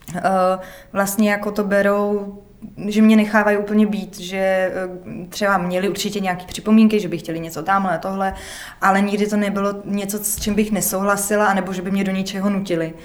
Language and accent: Czech; Prague, Czechia; já jsem z Prahy